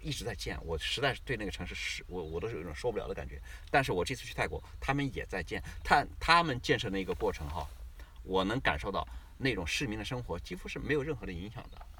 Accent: China; moved away; also born or lived in Australia; 你过去我们中国人在过去三百年，我们是我们的历史和受教育的一直是我们受奴役

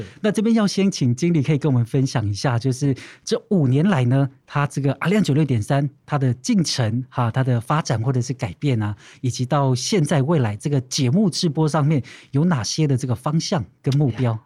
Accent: Gaozhong village, Taoyuan District, Yushan range, Kaohsiung, Taiwan; 来自于山山麦，南坑公路桃园区高中部落

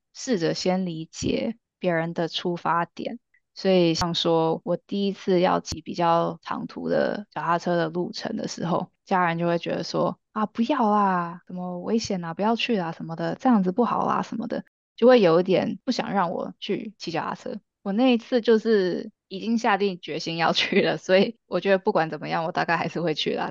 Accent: Canada; also born or lived in Taiwan; 我们都是在台湾出生的，然后小时候跟着家人一起移民到加拿大

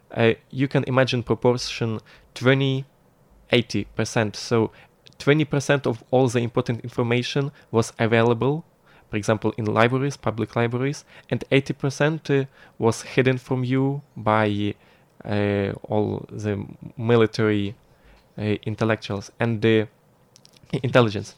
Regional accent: Lviv, Lviv Oblast, Ukraine; moved away as an adult; now in Taiwan; in Ukraine, I'm from lovely historical city which is called Lviv. It's western Ukraine, and it's really, really close to the border with Poland.

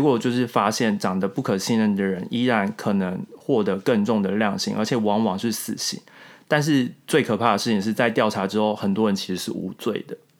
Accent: Taiwan; moved away; 我不是日本人。我就会说，我只是台湾人这样子

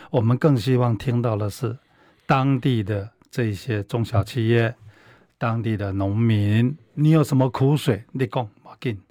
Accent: Taiwan; 我们台湾人

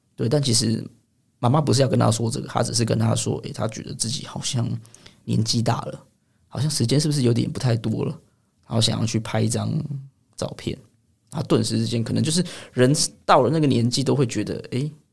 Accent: Taipei, Taiwan; also born or lived in Chiayi County; 但我其实老家在嘉义县，但我是台北土生土长

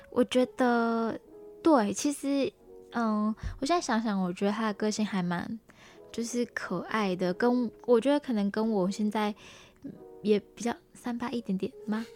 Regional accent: Malaysia; moved away as an adult; now in Taiwan; 我来自马来西亚

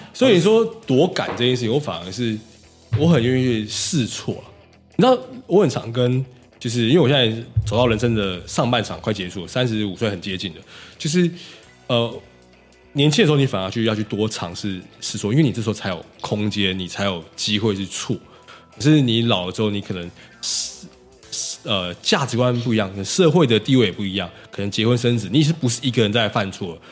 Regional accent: Taiwan; 我们台湾人一直以来人才输这块一直都很好

